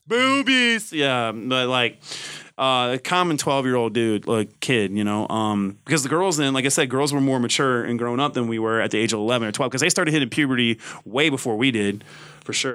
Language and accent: English; the South, United States; I grew up in the South